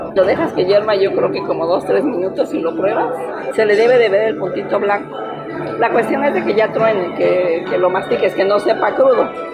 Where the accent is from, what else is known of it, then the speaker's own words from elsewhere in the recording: Ciénega de Zimatlán, Oaxaca, Mexico; soy de la Ciénega de Cimatlán, Oaxaca